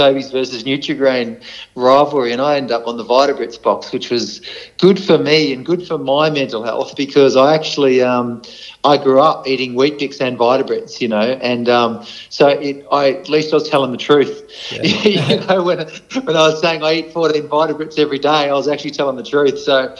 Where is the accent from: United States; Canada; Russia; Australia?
Australia; also born or lived in Darwin; I grew up travelling around Australia. I had three stints living up in Darwin.